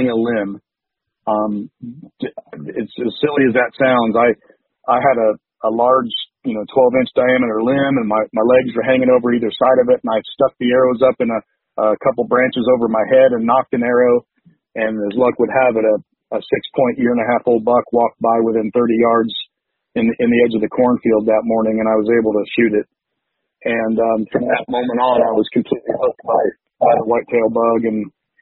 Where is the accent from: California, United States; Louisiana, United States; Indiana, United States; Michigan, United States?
Indiana, United States; I was a Purdue guy, growing up in Indiana my whole life.